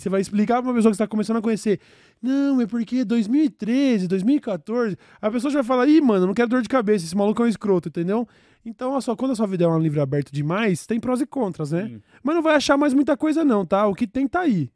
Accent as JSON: {"language": "Portuguese", "region": "São Paulo", "country": "Brazil", "said": "nós somos o o grande centro"}